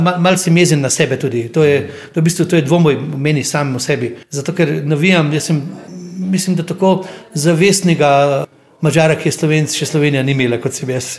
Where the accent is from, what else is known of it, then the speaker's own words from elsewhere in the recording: Osijek, Osijek-Baranja County, Croatia; moved away; Rodil sem se v Osijeku na Hrvaškem